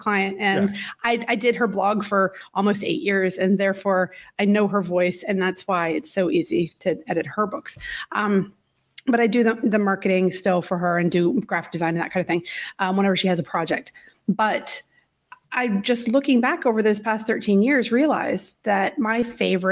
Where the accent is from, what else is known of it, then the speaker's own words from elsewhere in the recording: Virginia, United States; moved away; also born or lived in Syracuse; I'm from Virginia. I'm used to all the seasons